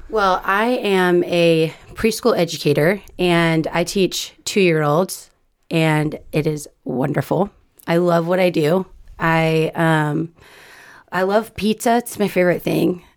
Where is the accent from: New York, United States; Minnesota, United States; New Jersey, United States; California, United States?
California, United States; I was born and raised in California.